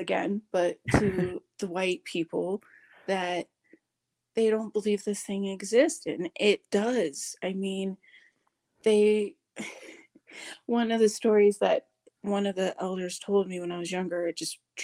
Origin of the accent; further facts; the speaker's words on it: Seattle, Washington, United States; Growing up in Seattle, in that area